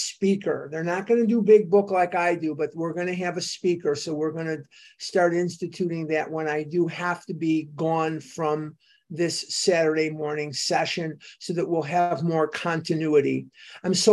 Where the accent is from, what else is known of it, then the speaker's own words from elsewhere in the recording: Chicago, Illinois, United States; as a child, I went to the synagogue at the corner of where we lived. I'm from Devon Avenue in Chicago. I'm a West Rogers Park boy.